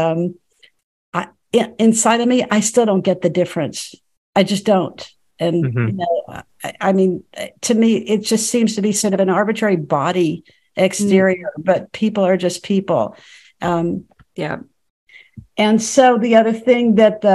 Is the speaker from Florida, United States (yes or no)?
no; Dallas, Texas, United States; in Dallas, Texas. And I was very much a middle continent Texas public school girl